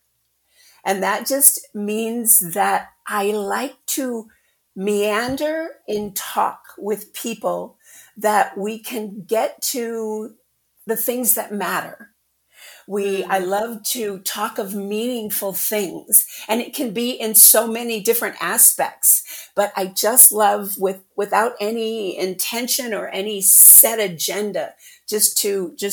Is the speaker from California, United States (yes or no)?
no; Illinois, United States; I'm from the Midwest, of course, Illinois.